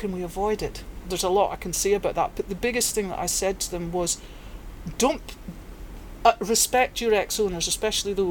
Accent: England, United Kingdom; I'm English, so he can play for England.

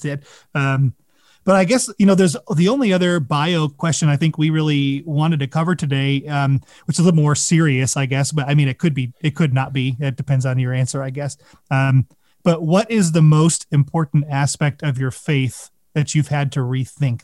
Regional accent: Midwest, United States; moved away; I grew up in the Midwest

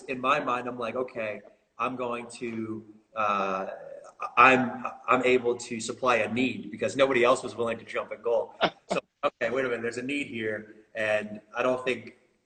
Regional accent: Melbourne, Florida, United States; moved away as an adult; also born or lived in Belgium; now in Oklahoma, United States; born and raised in Melbourne, Florida

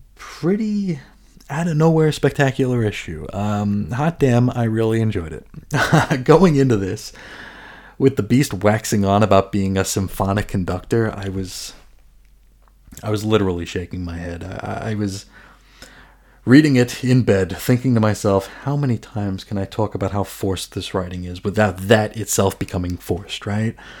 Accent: New York, United States; I'm from New York. It sorta just happens. Uh, cursing is part of my native tongue

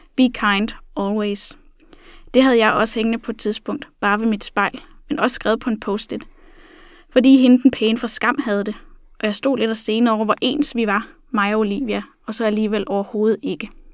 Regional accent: Funen, Southern Denmark, Denmark; nu er jeg selv fra Fyn

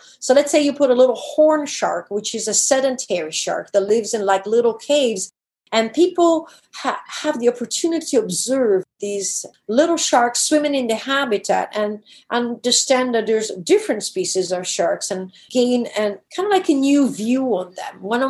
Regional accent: DR Congo; I could never do when I grew up in the Congo. We had strict rules as kids.

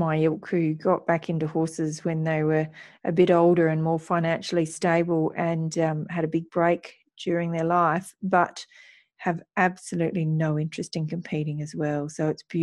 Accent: Australia; I'm again from Australia

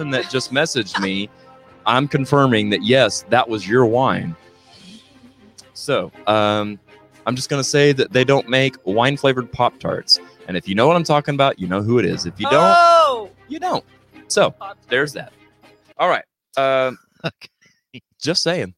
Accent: Missouri, United States; I'm from Missouri

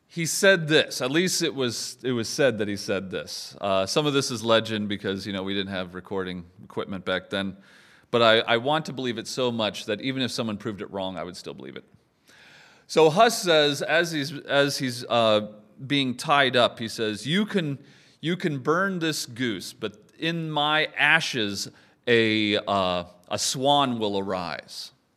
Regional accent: United States; I'm American

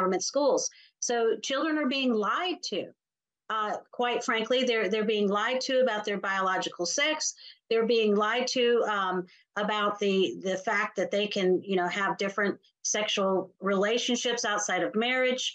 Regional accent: South Carolina, United States; my home state of South Carolina

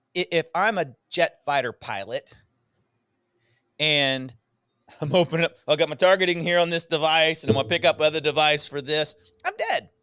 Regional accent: Northwest Louisiana, United States; moved away as an adult; also born or lived in Houston, Texas; Mostly Louisiana

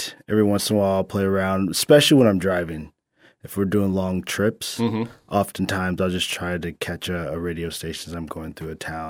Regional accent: Indianapolis, Indiana, United States; born there; I was born in Indianapolis, Indiana, after the blizzard of 78

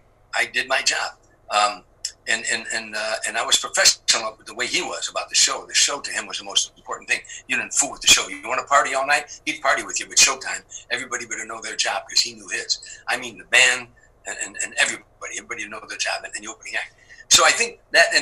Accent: Harvey, Illinois, United States; moved away; I was a kid from Harvey, Illinois, on the south side of Chicago

